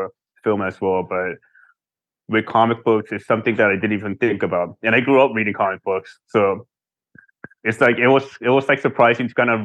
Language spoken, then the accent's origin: English; Seoul, South Korea; moved away; also born or lived in United States; especially when we were growing up in Seoul, in Korea